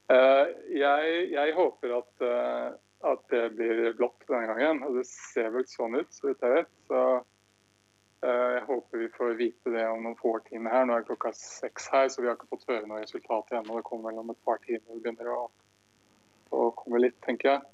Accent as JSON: {"language": "Norwegian", "country": "Norway", "moved": "yes", "lives_now": "Michigan, United States", "said": "hjemme her som nordmann"}